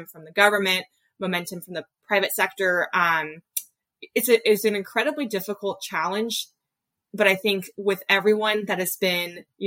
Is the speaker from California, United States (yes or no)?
yes; Bay Area, California, United States; I really love the Bay Area. It's where I grew up